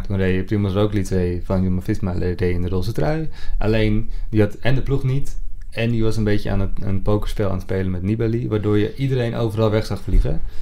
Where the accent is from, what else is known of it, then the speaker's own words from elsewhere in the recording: Netherlands; wij dat als, als, als Nederlanders